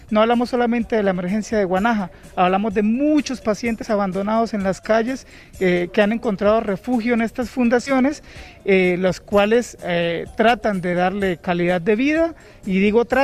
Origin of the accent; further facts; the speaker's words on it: Florencia, Caquetá, Colombia; moved away as an adult; now in Honduras; Soy de Florencia, Caquetá, eso queda al sur de Colombia, es Amazonía colombiana.